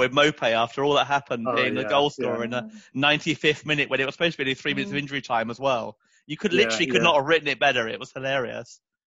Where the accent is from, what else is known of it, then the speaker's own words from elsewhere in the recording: London, United Kingdom; Growing up in North London, I grew up obviously with a lot of Arsenal fans around